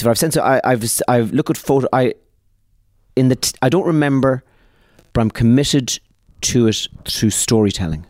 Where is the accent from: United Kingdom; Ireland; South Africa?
Ireland; We are a people, the Irish, who had uh, our country